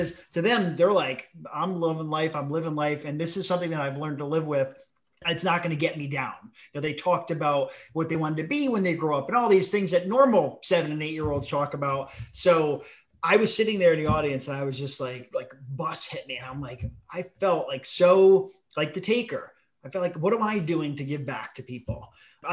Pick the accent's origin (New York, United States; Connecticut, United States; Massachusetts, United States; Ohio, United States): Connecticut, United States; New Haven County; We're from New Haven County